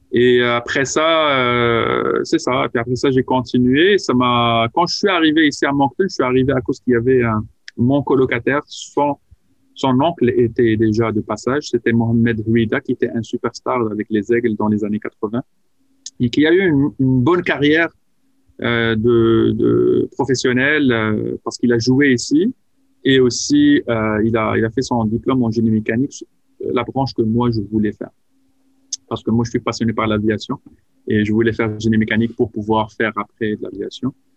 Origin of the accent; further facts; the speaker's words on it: Casablanca, Casablanca-Settat, Morocco; moved away; j'ai grandi à, Casablanca, au Maroc